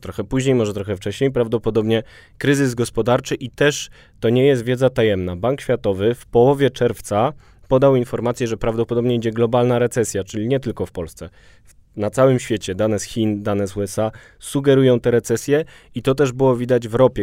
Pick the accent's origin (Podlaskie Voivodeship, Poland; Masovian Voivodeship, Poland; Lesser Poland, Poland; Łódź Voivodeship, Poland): Lesser Poland, Poland; Kraków; now in Warsaw, Poland; na polu, jestem z Krakowa i z dumą mówię na polu